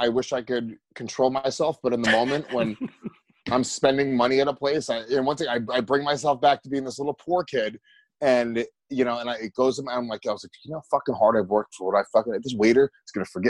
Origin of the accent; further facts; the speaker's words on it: Rockland County, New York, United States; I'm not a city kid. I'm a suburban kid. I grew up in Rockland County, New York. Ooh, I grew up in the burbs.